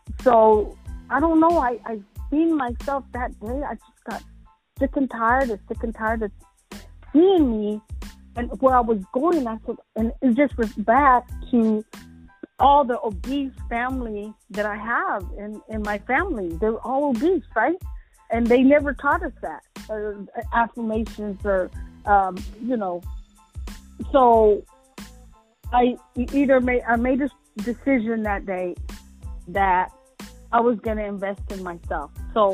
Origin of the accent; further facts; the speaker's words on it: Texas, United States; I'm from Texas.